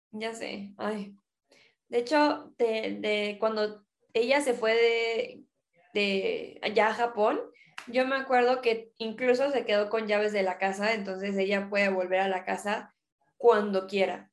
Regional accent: Chihuahua, Mexico; first language Spanish; somos de Chihuahua

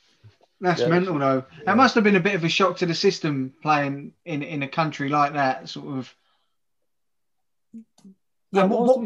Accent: London, United Kingdom; I'm from Wimbledon myself.

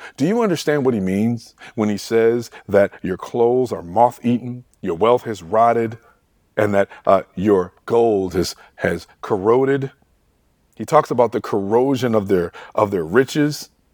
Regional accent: Detroit, Michigan, United States; I grew up in Detroit, Michigan

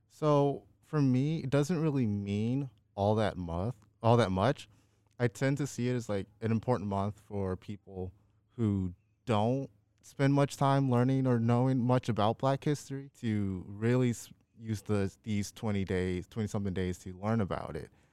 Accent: Chicago, Illinois, United States; moved away; I was born and raised south side of Chicago

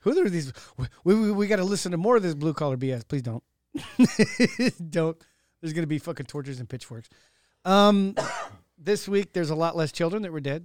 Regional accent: Modesto, California, United States; I was born in Modesto

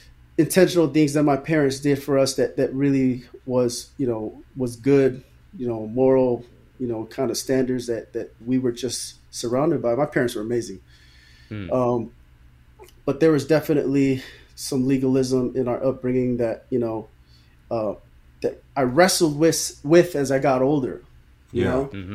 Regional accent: Newark, California, United States; also born or lived in Redwood City, California; grew up in Newark all my life, went to Snow Elementary, Newark Junior High, graduated in 2001 from Newark Memorial.

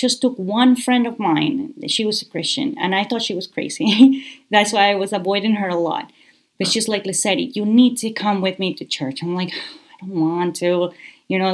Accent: Guayaquil, Guayas, Ecuador; moved away as an adult; also born or lived in Canada; I was born in Guayaquil, Ecuador

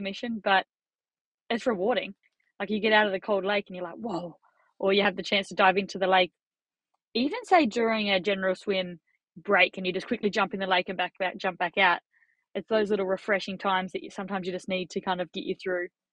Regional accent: Australia; As an Australian

